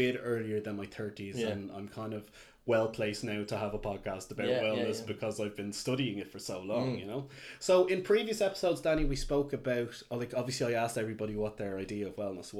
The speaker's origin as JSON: {"language": "English", "town": "Dublin", "region": "Leinster", "country": "Ireland", "tie": "born or raised there", "also_born_or_lived": "Kildare", "said": "growing up in Dublin, and I was in Kildare in my later teens."}